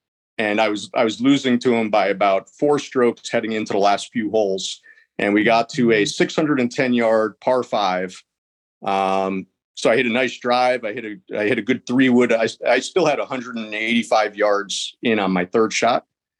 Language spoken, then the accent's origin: English; Philadelphia, Pennsylvania, United States; now in Charlotte, United States; I'm in Charlotte, North Carolina. I'm originally from the Philadelphia, Pennsylvania area.